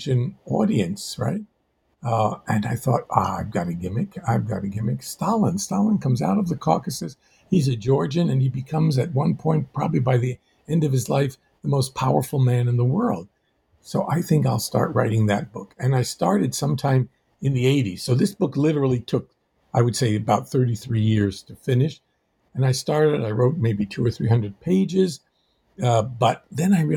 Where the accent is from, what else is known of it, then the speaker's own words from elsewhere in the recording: United States; I am myself the son of two Armenians, born in the United States. I was born in the United States